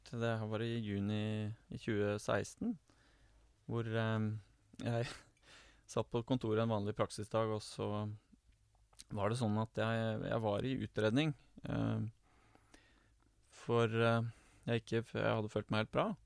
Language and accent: Norwegian; Oslo, Norway; now in Gjøvik, Norway; Ehm, det er hyggelig jeg er jo fra Oslo. Eh, men jeg bor nå på Gjøvik, og jeg er gift og har to barn.